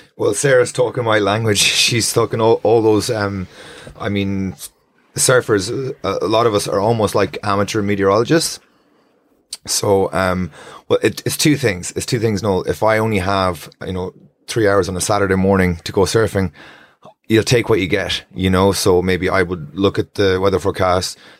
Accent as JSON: {"language": "English", "town": "Strandhill", "region": "Connacht", "country": "Ireland", "tie": "born or raised there", "said": "I grew up in Strandhill"}